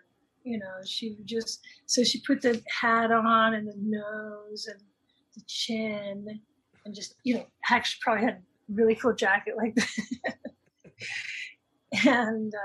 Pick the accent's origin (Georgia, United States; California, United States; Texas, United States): California, United States; Los Angeles; I grew up in Toluca Lake